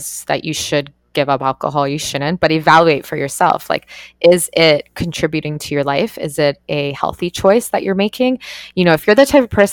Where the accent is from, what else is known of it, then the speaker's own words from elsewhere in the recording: Canada; I grew up in Canada and like went to party universities